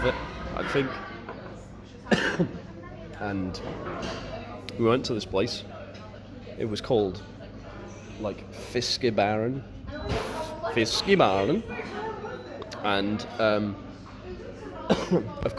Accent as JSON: {"language": "English", "country": "Isle of Man", "said": "from the Isle of Man"}